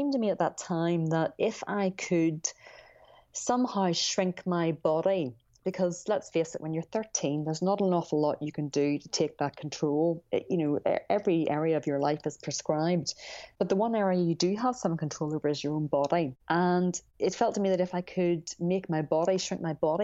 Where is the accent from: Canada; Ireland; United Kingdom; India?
Ireland; I grew up in Ireland